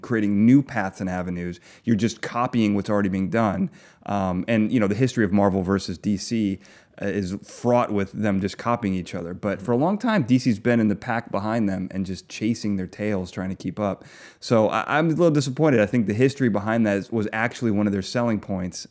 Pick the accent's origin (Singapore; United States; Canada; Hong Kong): United States; Chicago, Illinois; I grew up with them. I grew up in Chicago